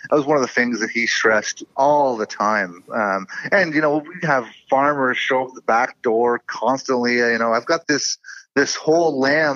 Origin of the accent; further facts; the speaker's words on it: Campbell River, British Columbia, Canada; my hometown up in Campbell River